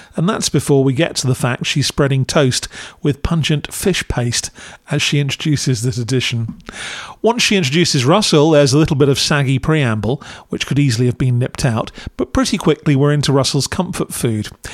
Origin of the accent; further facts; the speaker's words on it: United Kingdom; as a Brit